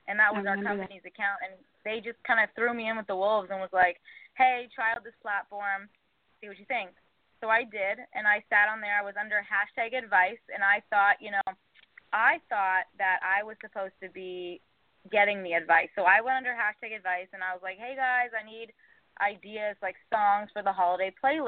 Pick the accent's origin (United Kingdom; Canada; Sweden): Canada; moved away as an adult; also born or lived in New York City; now in New York, United States; I'm Canadian